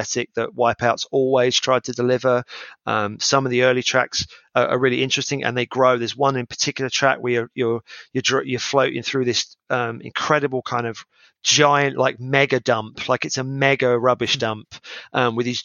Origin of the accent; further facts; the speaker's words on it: United Kingdom; As a British gamer